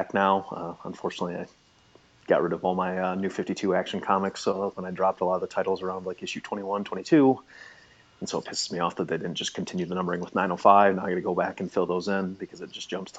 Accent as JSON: {"language": "English", "town": "Waverly", "region": "Iowa", "country": "United States", "tie": "born or raised there", "said": "my hometown, Waverly, Iowa"}